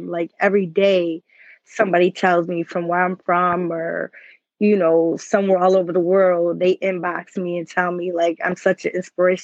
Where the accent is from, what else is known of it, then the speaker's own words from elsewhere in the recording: Lockport, New York, United States; It's a little town called Lockport.